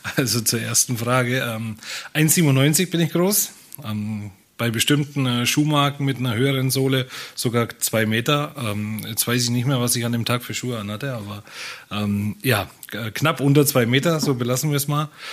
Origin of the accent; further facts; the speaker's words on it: Nuremberg, Bavaria, Germany; moved away as an adult; also born or lived in Fürth; now in Rostock, Germany; ich komme ja aus, äh, aus dem Freistaat Bayern, ähm, aus äh, Nürnberg geboren